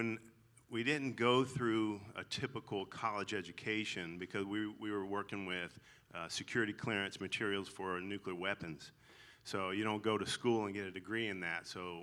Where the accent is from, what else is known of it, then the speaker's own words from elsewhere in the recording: the South, United States; accent: twang; So if you hear a twang in my voice, that's I'm legally allowed to say y'all, because I'm from the South.